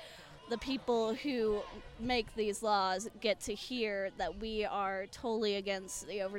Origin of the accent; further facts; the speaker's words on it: Sedalia, Missouri, United States; I come from Sedalia, so I'd say it's only slightly bigger than here